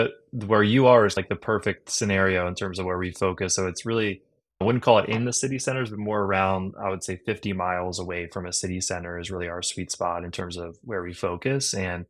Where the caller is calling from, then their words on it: Denver, Colorado, United States; CEO of Onward, and I'm calling from Denver, Colorado.